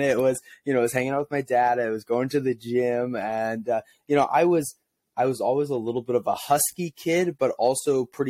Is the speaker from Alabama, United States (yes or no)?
no; St. Louis, Missouri, United States; I wanted to be Albert Pujols, born and raised in St. Louis, big Cardinals fan, Albert Pujols was my hero.